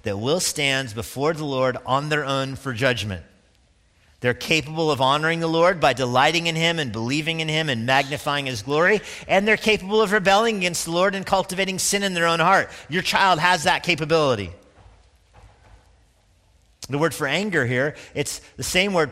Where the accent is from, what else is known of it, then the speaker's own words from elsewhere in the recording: Steamboat Springs, Colorado, United States; moved away; I grew up skiing in Steamboat, Colorado. My mom lives there.